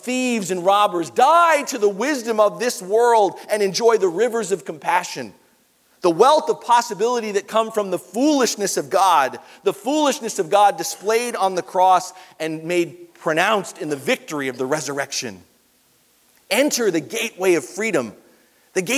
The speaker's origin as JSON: {"language": "English", "region": "New York", "country": "United States", "tie": "born or raised there", "moved": "yes", "said": "New York's my hometown"}